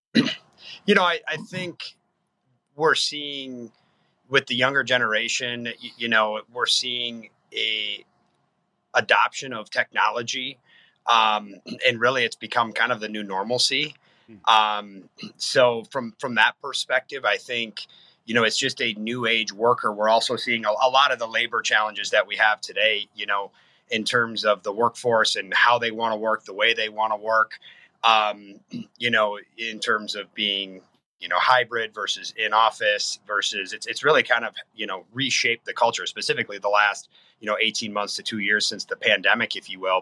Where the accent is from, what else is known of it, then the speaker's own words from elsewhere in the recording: Faribault, Minnesota, United States; my hometown of Faribault, Minnesota